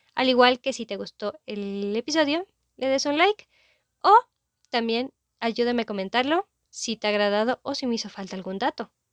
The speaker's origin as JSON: {"language": "Spanish", "country": "Mexico"}